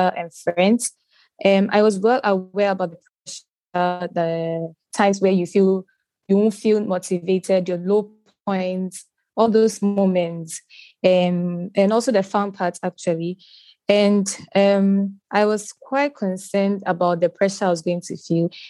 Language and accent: English; Ghana; I'm 17 and I'm Ghanaian. I'm currently schooling in ACE International Academy in Ghana, Tema.